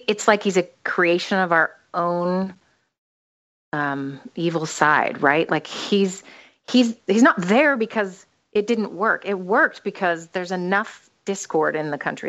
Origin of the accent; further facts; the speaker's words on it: United States; moved away; since I'm an American